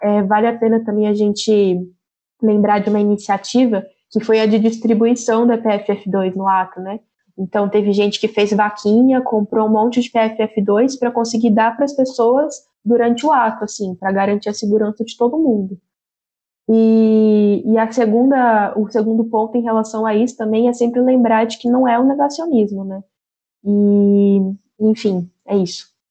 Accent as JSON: {"language": "Portuguese", "town": "São José dos Campos", "region": "São Paulo", "country": "Brazil", "said": "eu sou de São José dos Campos, interior de São Paulo."}